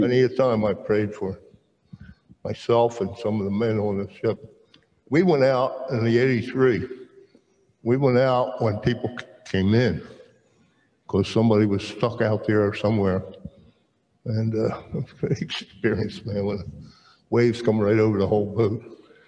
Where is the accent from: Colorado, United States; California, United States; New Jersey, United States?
New Jersey, United States; Merchantville; also born or lived in Camden, New Jersey; I was born uh, in Camden and at the Cooper Hospital, and grew up in Merchantville